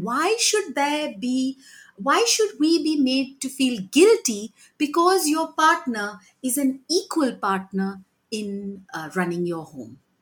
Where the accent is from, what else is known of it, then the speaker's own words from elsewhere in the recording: Mumbai, Maharashtra, India; I grew up in Mumbai